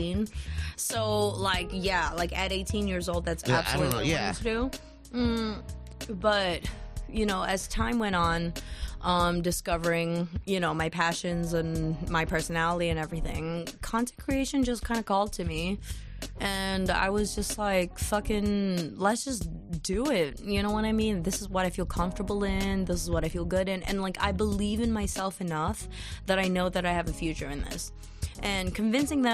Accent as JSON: {"language": "English", "region": "Beijing", "country": "China", "tie": "born or raised there", "also_born_or_lived": "Singapore / Boston", "moved": "as an adult", "lives_now": "United States", "said": "Born in Singapore, born and raised. I grew up in Beijing, but I moved to Boston when I was 18 to go to music school, Berkeley"}